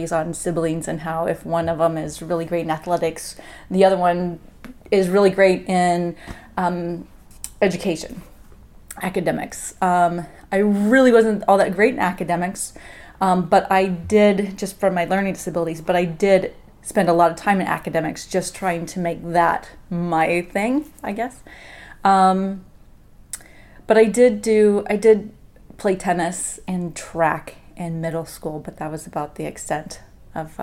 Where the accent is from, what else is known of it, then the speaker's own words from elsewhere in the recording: Lawrence, Kansas, United States; I grew up in Lawrence, Kansas